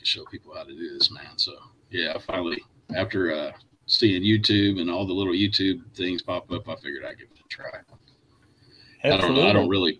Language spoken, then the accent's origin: English; Tulsa, Oklahoma, United States; moved away; also born or lived in Cincinnati, Ohio; I grew up in Tulsa, but between Tulsa and Cincinnati.